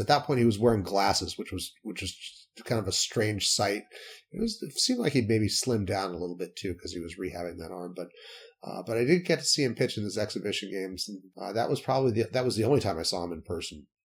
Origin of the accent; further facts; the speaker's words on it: Salt Lake City, Utah, United States; raised in the western half of the United States, I grew up in Salt Lake City.